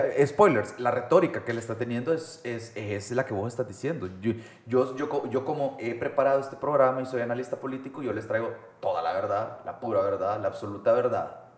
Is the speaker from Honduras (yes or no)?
no; El Salvador; como salvadoreños